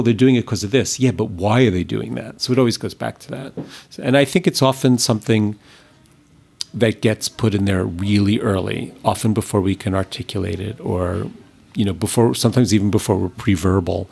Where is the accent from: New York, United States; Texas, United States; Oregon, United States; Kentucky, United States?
New York, United States; I'm not from LA, I'm from New York